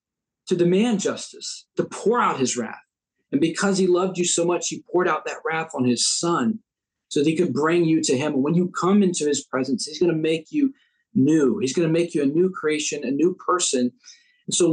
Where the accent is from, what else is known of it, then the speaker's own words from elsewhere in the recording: United States; as Americans, we get to disagree, and yet we're still countrymen. We're still Americans